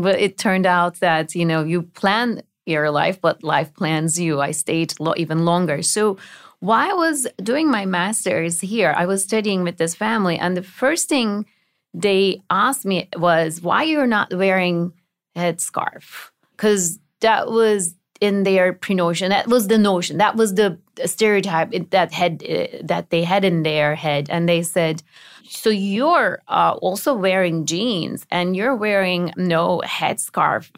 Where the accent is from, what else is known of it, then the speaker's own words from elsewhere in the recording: Turkey; moved away as an adult; now in United States; my childhood in Turkey was a little different than other Turkish children